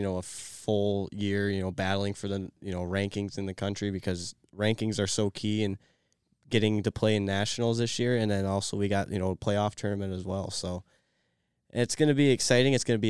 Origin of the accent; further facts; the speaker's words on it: Tecumseh, Michigan, United States; I'm from Tecumseh, Michigan. My family currently resides in Onsted, Michigan